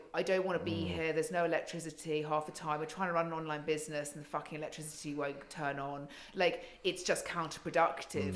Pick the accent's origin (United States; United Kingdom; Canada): United Kingdom; also born or lived in South Africa; having lived in South Africa as a British person